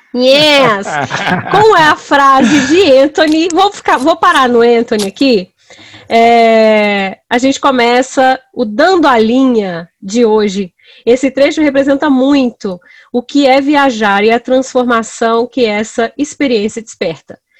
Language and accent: Portuguese; Brasília, Federal District, Brazil; eu sou brasiliense